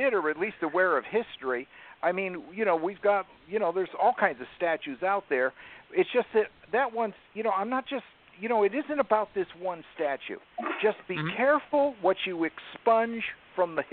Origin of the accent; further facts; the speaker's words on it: the North, United States; I'm from the North